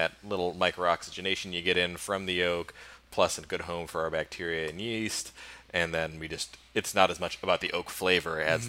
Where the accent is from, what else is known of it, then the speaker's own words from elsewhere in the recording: Midwest, United States; I grew up in the Midwest.